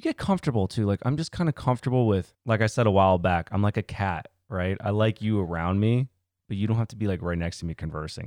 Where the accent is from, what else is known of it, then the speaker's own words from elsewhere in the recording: United States; Born in the same country. America, baby.